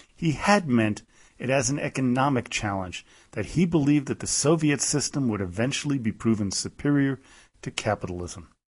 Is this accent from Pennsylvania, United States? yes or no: no; New York City, New York, United States; where I grew up in Manhattan